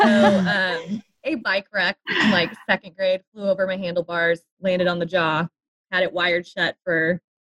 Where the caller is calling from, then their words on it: Kansas City, Missouri, United States; moved away as an adult; I am calling in from Kansas City. Kansas City, Missouri.